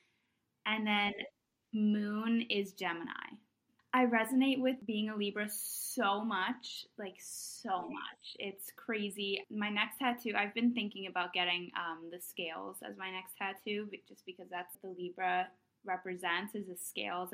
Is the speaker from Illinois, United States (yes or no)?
no; New Jersey, United States; also born or lived in Palo Alto, California; now in New York, United States; I was born in California in the Bay Area, live, love Palo Alto. My family moved to New Jersey when I was younger, so I kind of grew up there.